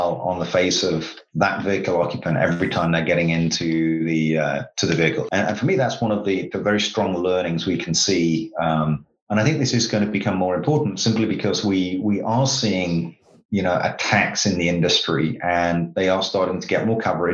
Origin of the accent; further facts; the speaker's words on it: United Kingdom; I'm a Brit